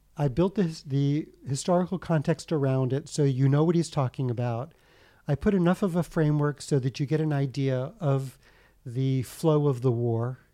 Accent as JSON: {"language": "English", "country": "United States", "tie": "born or raised there", "said": "I was born in the States"}